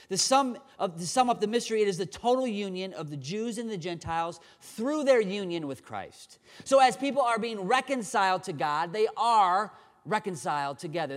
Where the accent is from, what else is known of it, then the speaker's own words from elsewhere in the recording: Dubuque, Iowa, United States; moved away; was born and raised in Dubuque